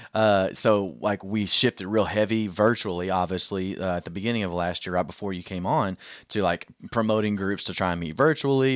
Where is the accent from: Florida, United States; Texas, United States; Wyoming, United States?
Texas, United States; Southeast; I'm from Southeast Texas